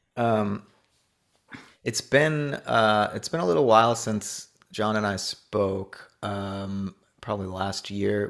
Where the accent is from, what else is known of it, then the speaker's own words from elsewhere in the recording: Hollywood, Florida, United States; also born or lived in Orlando, Florida; I grew up in South Florida, uh, on the East Coast, um, a town called Hollywood